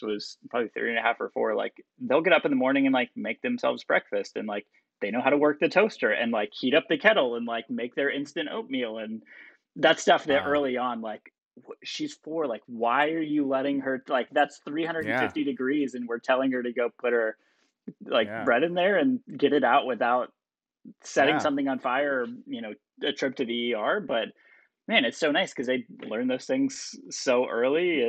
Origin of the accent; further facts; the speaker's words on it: Florida, United States; now in Texas, United States; I'm from Florida and living in Texas now